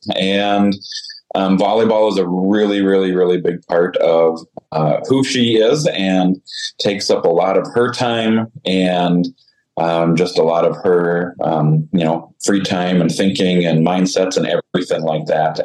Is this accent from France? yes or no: no; just outside Saskatoon, Saskatchewan, Canada; moved away as an adult; also born or lived in Caronport, Saskatchewan; now in Andover, Minnesota, United States; I grew up just outside of Saskatoon, Saskatchewan, Canada